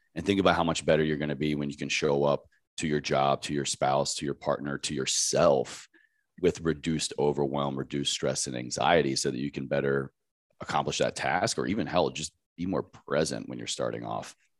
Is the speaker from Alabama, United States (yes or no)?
no; Roanoke, Virginia, United States; moved away as an adult; also born or lived in Washington, D.C.; now in Los Angeles, United States; I grew up in Southwest Virginia in a very tiny town called Roanoke